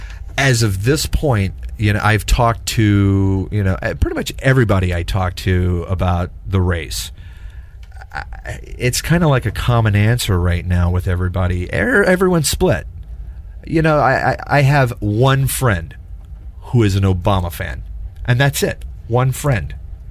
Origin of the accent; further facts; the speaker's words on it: Texas, United States; I grew up in Texas.